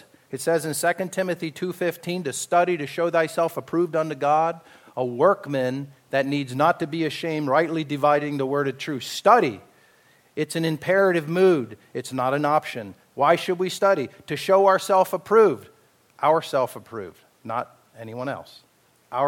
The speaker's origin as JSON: {"language": "English", "region": "Pennsylvania Dutch country", "country": "United States", "tie": "born or raised there", "said": "I was raised in the Pennsylvania Dutch, a lot of auctions going on there"}